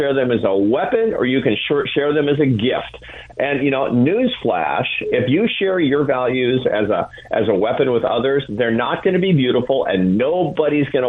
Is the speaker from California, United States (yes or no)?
no; Seattle, Washington, United States; I grew up in Seattle, Washington